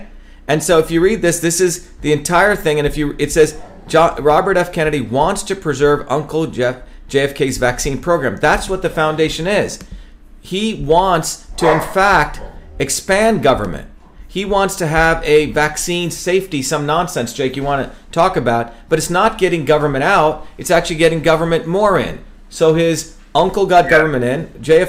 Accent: India; moved away as an adult; now in Massachusetts, United States; But I'm an untouchable from India. We don't care about that. I came to America because we're not supposed to have an aristocracy.

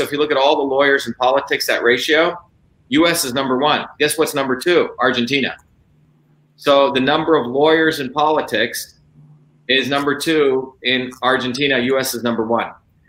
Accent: New Jersey, United States; born or raised there; also born or lived in India; now in Massachusetts, United States

